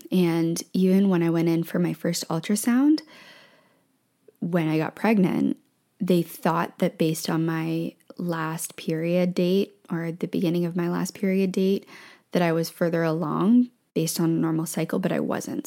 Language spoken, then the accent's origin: English; Ontario, Canada; moved away as an adult; also born or lived in Ottawa / Thailand / Vancouver; We moved from Vancouver to Ontario. My family is in Ontario, and we moved back to where my family is.